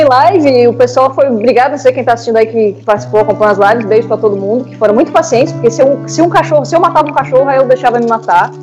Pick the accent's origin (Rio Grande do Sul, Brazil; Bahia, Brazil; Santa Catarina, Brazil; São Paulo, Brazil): Santa Catarina, Brazil; Florianópolis; eu sou de Florianópolis